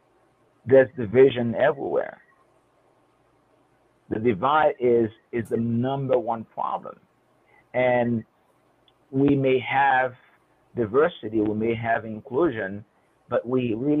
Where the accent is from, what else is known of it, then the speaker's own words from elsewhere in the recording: Haiti; moved away as an adult; now in United States; my background growing up in Haiti